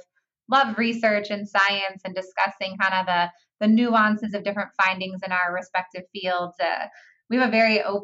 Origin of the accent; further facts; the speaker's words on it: California, United States; I'm from California.